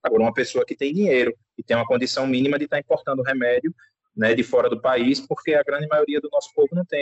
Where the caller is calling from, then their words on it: Aracaju, Sergipe, Brazil; Eu, tudo bem, eu falo de Aracaju, Sergipe.